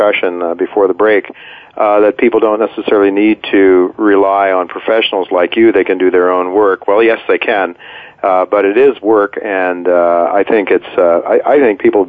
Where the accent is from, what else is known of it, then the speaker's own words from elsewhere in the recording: Ohio, United States; my home state of Ohio